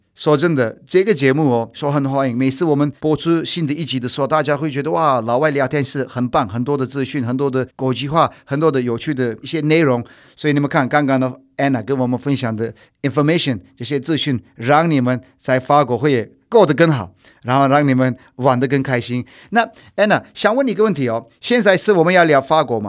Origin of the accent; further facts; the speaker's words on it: Turkey; Chinese is a second language; moved away; 我在法国的时候，都没有人会分得出来我是土耳其人吧